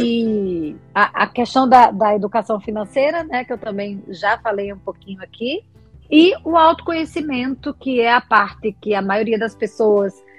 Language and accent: Portuguese; Alagoas, Brazil; moved away as an adult; now in Rio de Janeiro, Brazil; Sou alagoana, mas moro no Rio de Janeiro há 18 anos